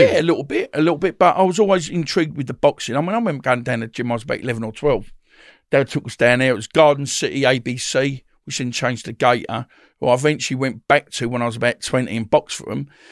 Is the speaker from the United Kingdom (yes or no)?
yes; Woodford, East of England, United Kingdom; also born or lived in Bethnal Green, London; we brought up in Essex, Woodford, in Essex